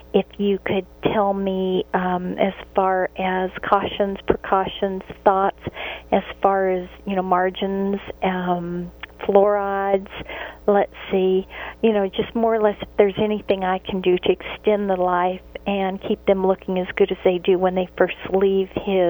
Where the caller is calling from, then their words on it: Alabama, United States; I'm calling from Alabama.